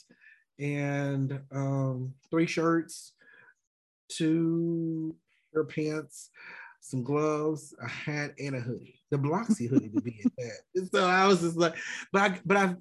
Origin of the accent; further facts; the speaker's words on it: Mississippi, United States; I was from Mississippi